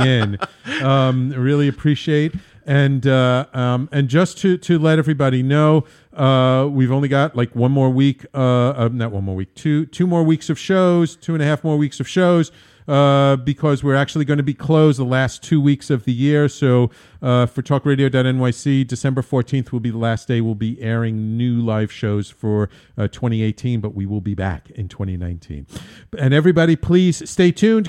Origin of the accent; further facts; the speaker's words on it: New York City, New York, United States; also born or lived in Manhattan; born in Manhattan, I grew up in the Bronx, but now I'm in Manhattan, too